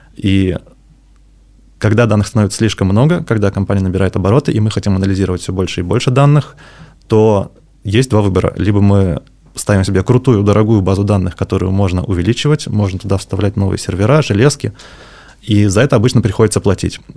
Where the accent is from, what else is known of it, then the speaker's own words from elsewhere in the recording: Yaroslavl, Yaroslavl Oblast, Russia; moved away as an adult; also born or lived in Moscow; now in Saint Petersburg, Russia; Сам я из Ярославля, потом учился, работал в Москве, и вот недавно перебрался в Питер